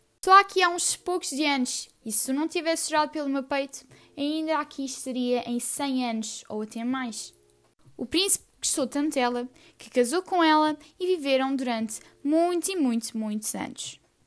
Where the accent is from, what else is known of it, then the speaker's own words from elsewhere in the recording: Portugal; tenho 14 anos, sou portuguesa